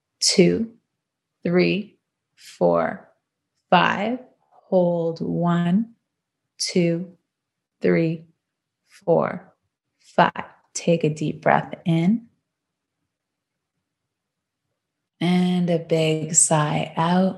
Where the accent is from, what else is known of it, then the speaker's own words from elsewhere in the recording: Canada; also born or lived in Toronto; now in Los Angeles, United States; Still repping that Canada, because I'm a Canadian girl at heart